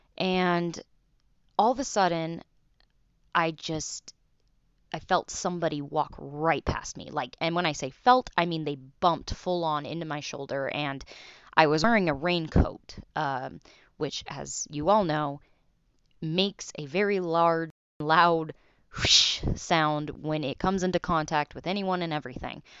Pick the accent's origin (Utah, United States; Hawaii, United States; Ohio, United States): Utah, United States; Salt Lake City; I'm from Salt Lake City, Utah.